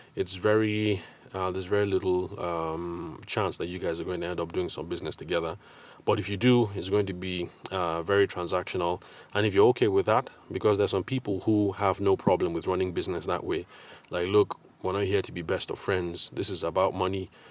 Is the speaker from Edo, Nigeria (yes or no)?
no; Abuja, Federal Capital Territory, Nigeria; also born or lived in Lagos / Ile-Ife / Aberdeen; now in Abuja, Nigeria; I grew up in Abuja